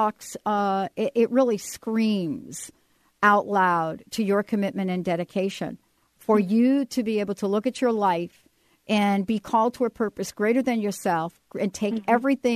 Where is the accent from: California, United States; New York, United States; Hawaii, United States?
New York, United States; I'm from New York.